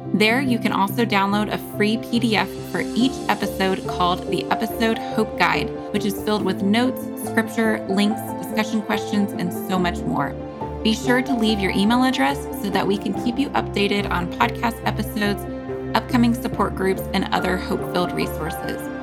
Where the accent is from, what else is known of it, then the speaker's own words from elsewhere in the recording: United States; as American Christians